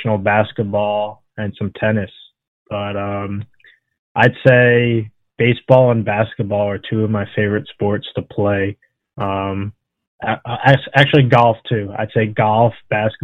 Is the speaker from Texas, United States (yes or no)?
no; Long Island, New York, United States; I grew up on Long Island in New York